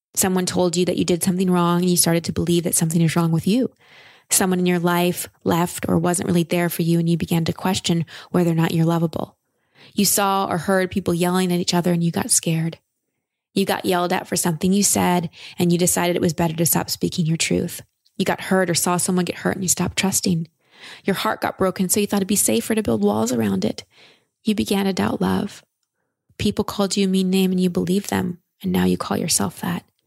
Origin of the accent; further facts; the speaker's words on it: Texas, United States; I'm from Texas